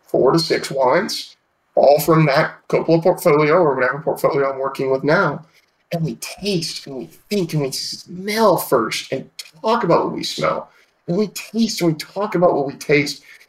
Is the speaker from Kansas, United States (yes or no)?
no; Petaluma, California, United States; I grew up in Sonoma County, right at the southern tip of it, in a town called Petaluma